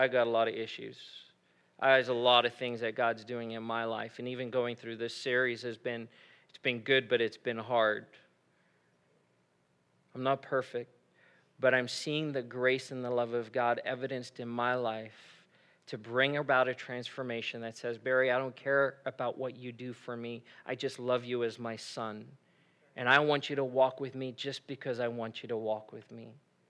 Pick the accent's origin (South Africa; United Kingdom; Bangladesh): South Africa; moved away as an adult; now in United States; I grew up in South Africa and I moved back to the U.S. and I was living here by myself. I was 18 years old, living on my own. My parents, my family were back in South Africa.